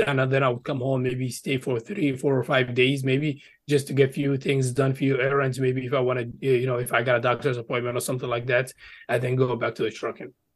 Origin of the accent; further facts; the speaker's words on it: Egypt; now in United States; I did grow up in Egypt. So I lived there for, you know, for, uh, almost twelve years and then migrated to the U S back in, uh, twenty twelve.